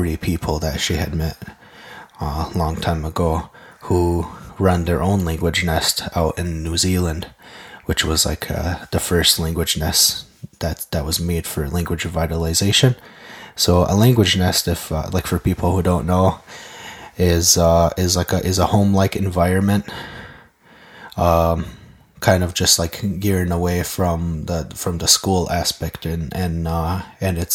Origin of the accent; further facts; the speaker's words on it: Kahnawake, Quebec, Canada; first language Mohawk; English is a second language; I'm from Ganawage